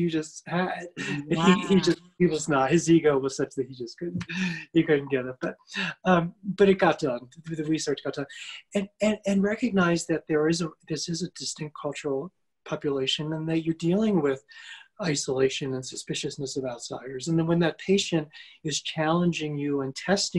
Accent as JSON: {"language": "English", "country": "United States", "tie": "born or raised there", "said": "I grew up as a middle-class white male in America"}